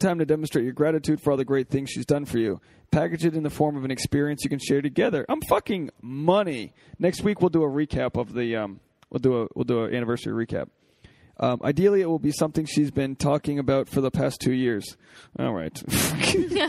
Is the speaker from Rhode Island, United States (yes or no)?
yes; Newport, Rhode Island, United States; Newport, Rhode Island, my hometown